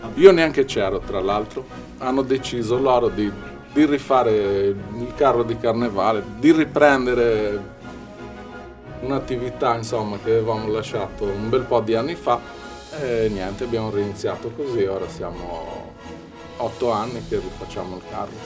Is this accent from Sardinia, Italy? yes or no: yes; Arbus, Sardinia, Italy; noi siamo molto affezionati al nostro paese